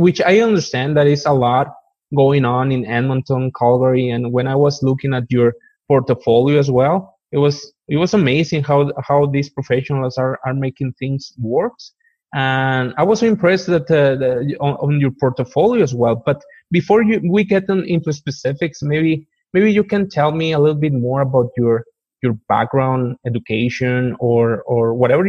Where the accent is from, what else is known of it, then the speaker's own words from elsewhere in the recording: Mexico; English is a second language; now in Canada; Because when I came from Mexico, I was so excited to see, like, and explore and see what's going on with the province.